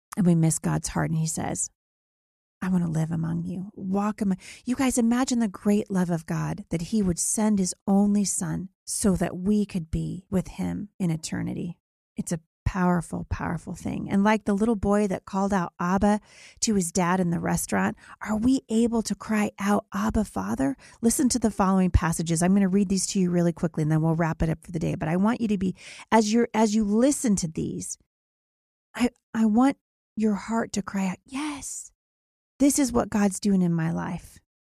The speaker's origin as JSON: {"language": "English", "town": "Vancouver", "region": "Washington", "country": "United States", "tie": "born or raised there", "said": "here in my hometown of Vancouver, Washington"}